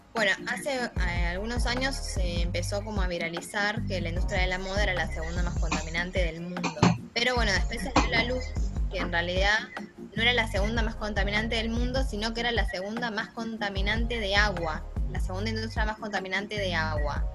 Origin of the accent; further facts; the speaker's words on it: La Salada, Buenos Aires Province, Argentina; donde yo nací, en La Salada, estaba el riachuelo